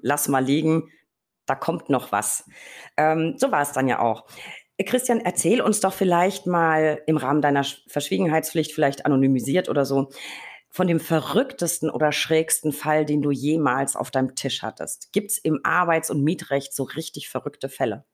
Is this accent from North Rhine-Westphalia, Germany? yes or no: no; Berlin, Germany; muss ich als Berliner natürlich